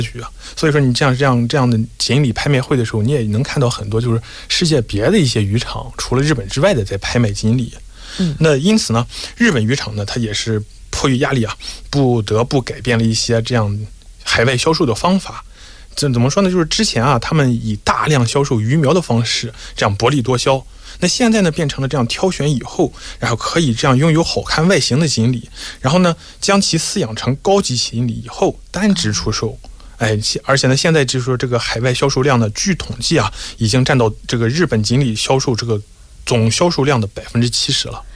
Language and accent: Chinese; China; 我们中国人过年的时候